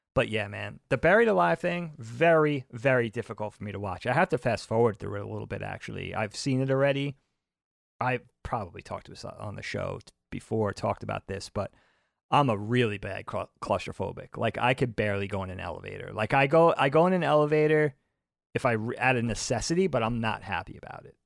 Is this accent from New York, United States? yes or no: yes; Long Island, New York, United States; growing up on Long Island